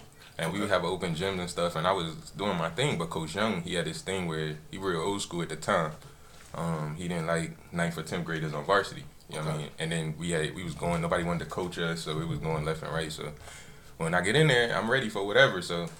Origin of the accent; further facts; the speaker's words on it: Virginia Beach, Virginia, United States; I'm from Lake Edwards, so I was from Bayside.